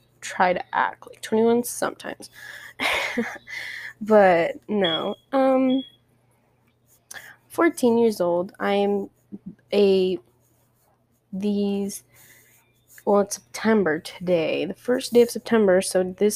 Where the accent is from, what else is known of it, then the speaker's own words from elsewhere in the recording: El Paso, Texas, United States; I come from El Paso, and El Paso is not the biggest, unless you live in the west side, but I'm on the far east side, honey. Nothing's big around here